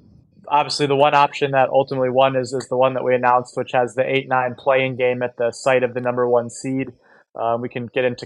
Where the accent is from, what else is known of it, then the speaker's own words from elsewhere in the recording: Oxford, Ohio, United States; moved away; I'm calling in from beautiful Oxford, Ohio, home of the Miami University Redhawks, which is my hometown